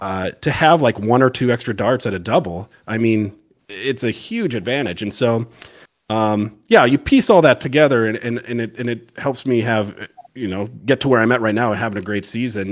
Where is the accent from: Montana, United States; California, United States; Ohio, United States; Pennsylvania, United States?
Montana, United States; Missoula; moved away as an adult; now in Virginia, United States; I'm originally from, uh, Montana, Missoula, Montana